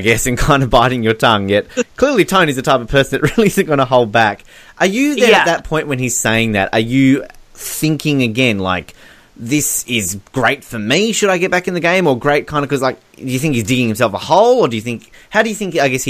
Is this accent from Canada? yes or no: no; Australia; as an Australian